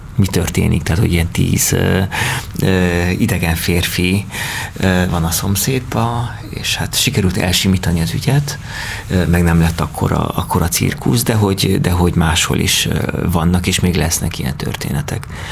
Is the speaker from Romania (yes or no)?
yes; Cluj-Napoca, Cluj County, Romania; moved away; én Kolozsán születtem, ott nőttem fel